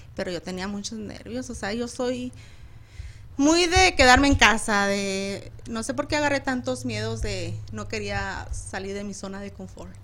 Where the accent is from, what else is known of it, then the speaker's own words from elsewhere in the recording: Chihuahua, Mexico; soy del hermoso estado de Chihuahua.